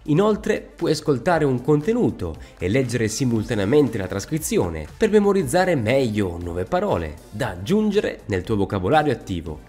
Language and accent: Italian; Veneto, Italy; also born or lived in Sicily; io sono anch'io di origini siciliane, come te Pietro, sono nato anche in Sicilia, ho vissuto lì otto anni, adesso sono 17 anni che vivo qua in Veneto